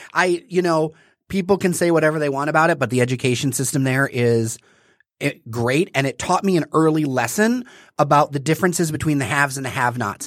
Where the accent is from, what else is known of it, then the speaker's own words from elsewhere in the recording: Detroit, Michigan, United States; I'm from the East Side. I split my time between uh, the park over there and Indian Village